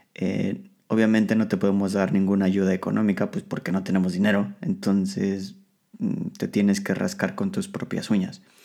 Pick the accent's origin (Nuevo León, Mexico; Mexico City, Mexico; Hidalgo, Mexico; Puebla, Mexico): Mexico City, Mexico; moved away as an adult; now in Poland; el transporte público de la Ciudad de México, lo cual es una, es una pesadilla. Eh, pero al mismo tiempo es una de las cosas más hermosas de mi ciudad, de mi ciudad de origen